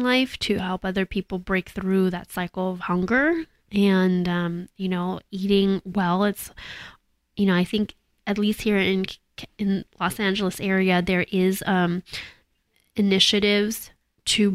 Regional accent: Canada; moved away as an adult; now in United States; because I grew up in Canada, and I noticed when I moved to the States 20 years ago

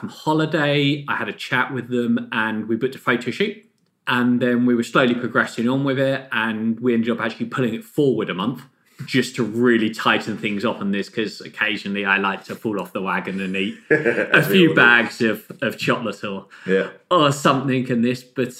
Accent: Australia; Being an Aussie and Uber competitive, I'd hate to see a grown man cry when they lose to them.

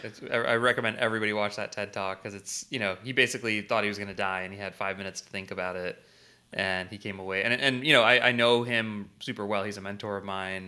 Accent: St. Louis, Missouri, United States; I was born and raised in Saint Louis.

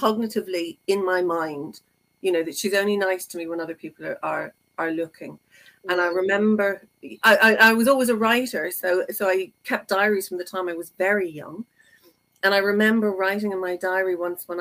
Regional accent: Ireland; I'm Irish, so you know, there were six of us.

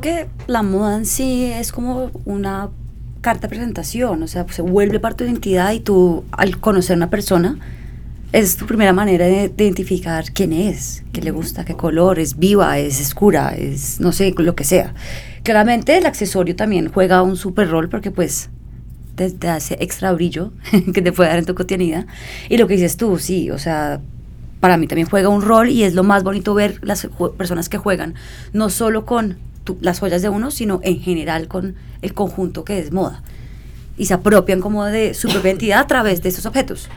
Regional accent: Colombia; moved away as an adult; also born or lived in Milan, Italy; yo crecí en Colombia, eh, lejos de mi padre, lejos de Pakistán

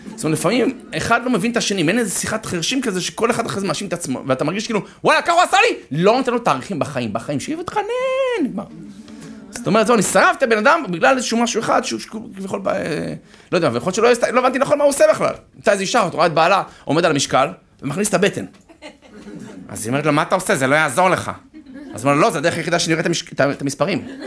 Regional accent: Herzliya, Tel Aviv District, Israel; אני גדלתי בהרצליה

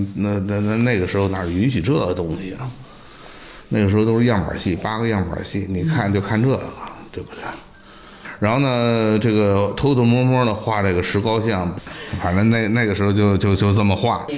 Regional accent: Beijing, China; 我记得那是六九年，我们家从平安里搬到阜爱西口儿嗯。我上的是这个阜爱二小，在乌兹布院儿里头哦。我们军报呢，跟乌兹布呢隔一道墙

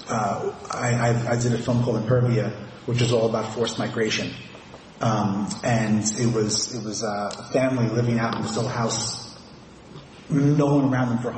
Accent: New York City, New York, United States; when I was a very small boy, I was growing up in Forest Hills

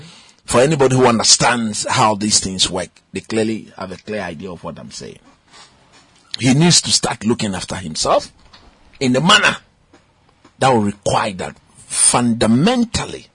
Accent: Ghana; as a Ghanaian

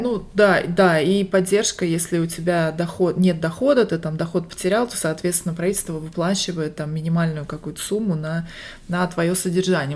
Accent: Barnaul, Altai Krai, Russia; now in Las Vegas, United States; Я родилась в Сибири, в городе Барнаул, а сейчас живу в Лас-Вегасе, штат Невада, и это моя вторая иммиграция

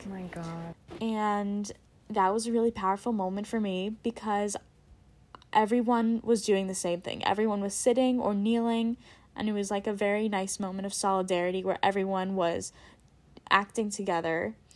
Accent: Princeton, New Jersey, United States; I am from Princeton, New Jersey

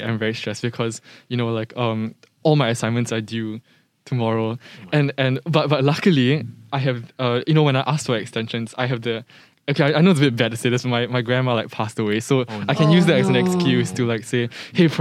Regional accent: Singapore; as a Singaporean, you know, who has always been taught, like, the five national values and stuff like that, it's and it was always lived my whole life here

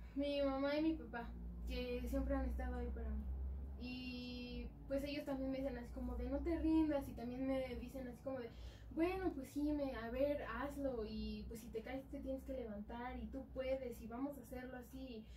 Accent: Atlacomulco, State of Mexico, Mexico; somos de Atacomulco

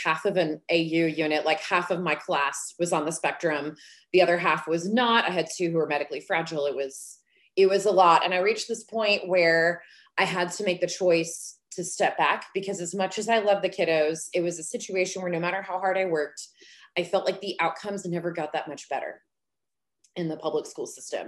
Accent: Dallas, Texas, United States; also born or lived in Oklahoma; I was born in Oklahoma. I didn't get to make that choice, but I'm here now, so don't hold it against me. I have been here since I was three, grew up in the DFW Metroplex

